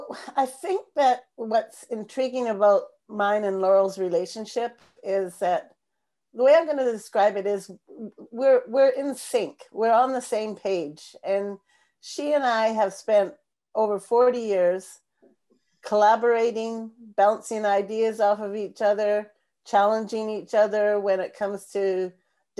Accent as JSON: {"language": "English", "town": "Langley", "region": "British Columbia", "country": "Canada", "tie": "born or raised there", "said": "we hosted the BC Games for the Physically Disabled in Langley, in my hometown"}